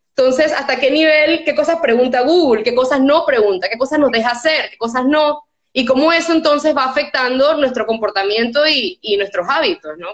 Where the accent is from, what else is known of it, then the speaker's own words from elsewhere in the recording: Panama; moved away as an adult; also born or lived in Switzerland; yo había vivido toda mi vida aquí y era todo lo que yo conocía